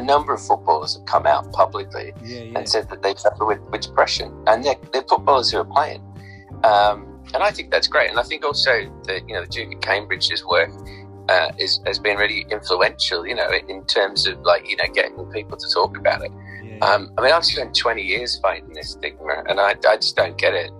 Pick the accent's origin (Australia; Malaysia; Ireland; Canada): Australia; moved away as an adult; now in Liverpool, United Kingdom; I'm originally from Australia, so I'm an adopted Scouser.